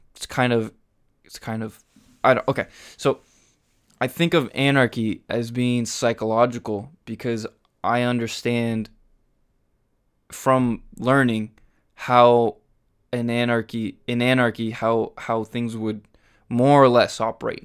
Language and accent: English; Huntington Beach, California, United States; I grew up in Huntington Beach.